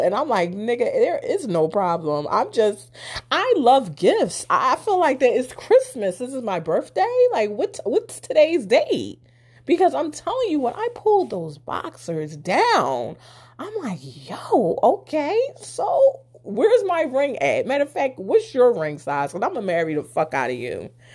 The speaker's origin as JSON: {"language": "English", "town": "Philadelphia", "region": "Pennsylvania", "country": "United States", "said": "I'm from Philly"}